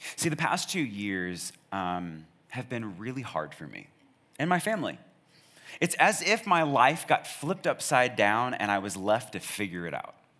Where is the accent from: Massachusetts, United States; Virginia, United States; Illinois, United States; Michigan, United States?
Virginia, United States; Charlottesville; now in Snellville, United States; I'm from Charlottesville